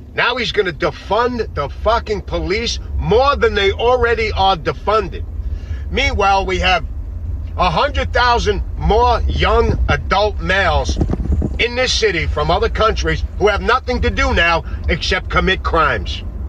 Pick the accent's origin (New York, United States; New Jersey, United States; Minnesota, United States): New York, United States; New York City; my hometown of New York City